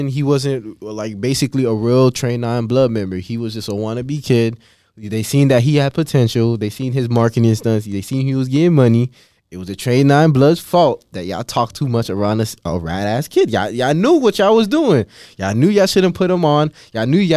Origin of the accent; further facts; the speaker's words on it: Florida, United States; I'm from Florida, like, we from Florida